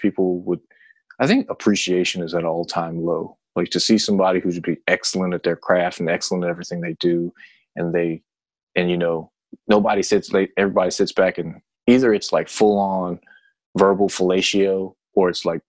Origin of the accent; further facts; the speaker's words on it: United States; American born Korean person